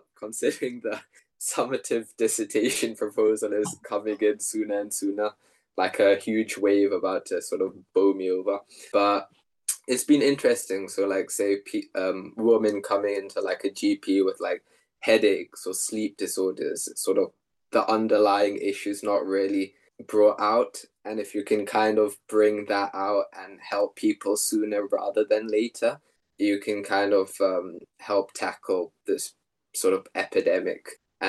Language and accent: English; South Africa; which is a topic close to me because I'm South African as well.